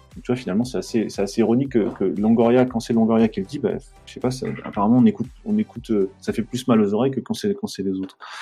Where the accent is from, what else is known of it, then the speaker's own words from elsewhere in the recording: Strasbourg, Grand Est, France; je suis né à Strasbourg